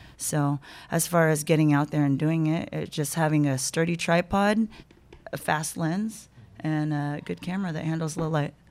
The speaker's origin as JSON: {"language": "English", "town": "Sacramento", "region": "California", "country": "United States", "tie": "born or raised there", "also_born_or_lived": "Cayman Islands", "moved": "as an adult", "lives_now": "Las Vegas, United States", "said": "I grew up in Sacramento, but I was born in the Cayman Islands"}